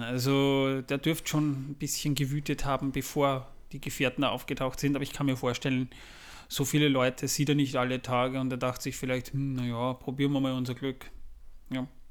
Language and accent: German; Austria; Bei uns in Österreich